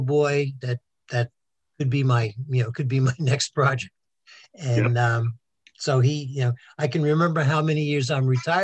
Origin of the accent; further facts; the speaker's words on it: New York City, New York, United States; now in Somerville, United States; we had a fantastic life growing up on Staten Island